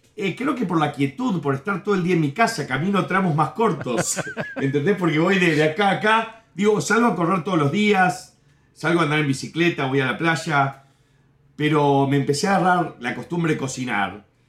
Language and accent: Spanish; Uruguay; moved away as an adult; also born or lived in New Jersey, United States; now in Miami, United States; Y en Uruguay viví desde los 8 años hasta los 25 por ahí